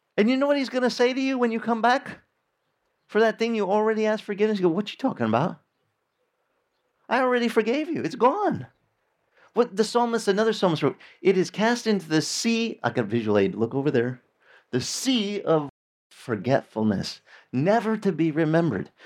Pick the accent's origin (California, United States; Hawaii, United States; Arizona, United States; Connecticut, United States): Arizona, United States; I grew up in Arizona where we had a lot of orange orchards